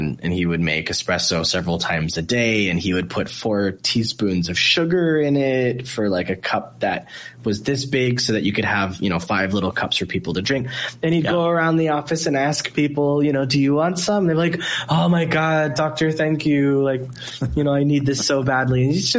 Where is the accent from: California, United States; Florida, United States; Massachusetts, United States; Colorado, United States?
Florida, United States; Miami; so I'm from Miami